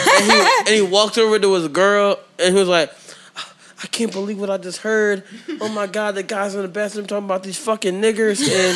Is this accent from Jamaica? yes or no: yes; Jamaica; I was like, all right, this is a toast to the greatest country in the world, just because I'm Jamaican.